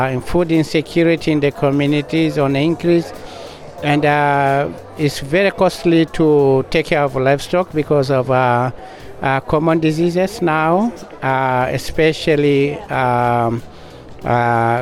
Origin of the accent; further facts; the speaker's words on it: Tanzania; I'm from the Parakuyo Maasai pastoralists in Tanzania.